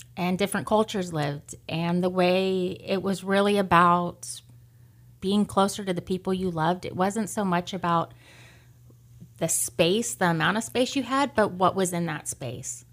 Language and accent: English; Lamont, California, United States; moved away as an adult; also born or lived in Bakersfield, California; I grew up in Lamont